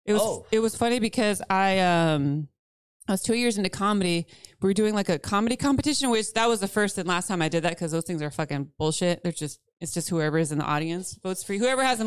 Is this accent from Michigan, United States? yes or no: no; Central Valley, California, United States; growing up in the Central Valley.